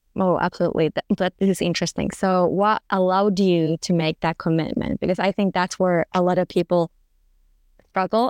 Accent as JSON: {"language": "English", "country": "Finland", "also_born_or_lived": "Germany", "moved": "as an adult", "said": "I'm from Finland"}